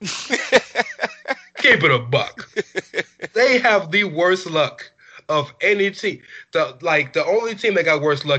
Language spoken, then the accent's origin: English; the South, United States; I'm from the South